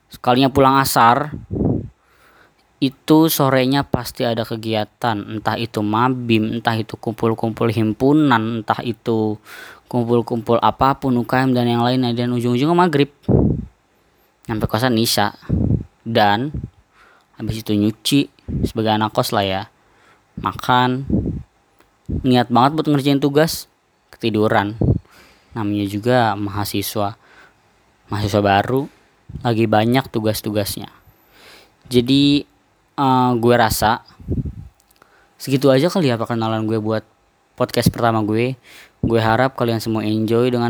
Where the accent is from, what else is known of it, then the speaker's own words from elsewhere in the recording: Depok, West Java, Indonesia; born there; untuk keluarga gue gue lahir di Depok kakak gue lahir di Bogor adik gue lahir di Bekasi ayah gue lahir di Lampung mama gue lahir di Jakarta